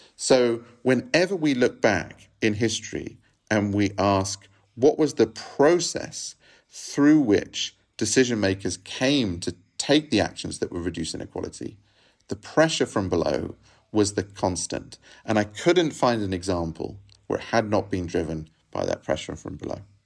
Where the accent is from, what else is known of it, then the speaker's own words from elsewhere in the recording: England, United Kingdom; now in Rome, Italy; I grew up in England